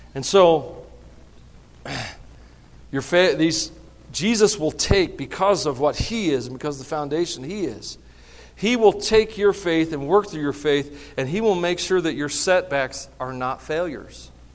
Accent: the South, United States; I'm from the South.

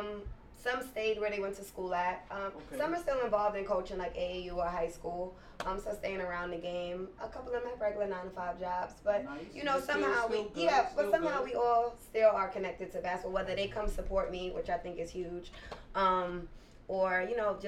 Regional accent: New York City, New York, United States; I am from Queens

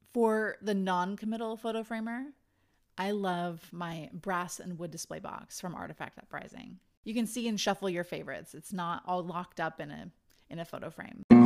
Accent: Idaho, United States; moved away; I'm from Idaho

